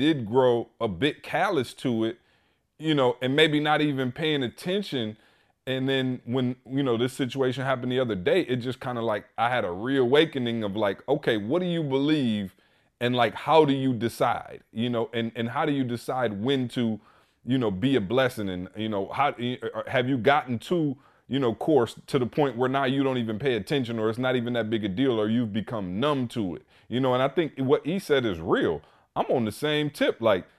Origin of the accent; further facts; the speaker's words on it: Lansing, Michigan, United States; now in Atlanta, United States; when I came from Lansing, and I'll be honest, Lansing just got panhandlers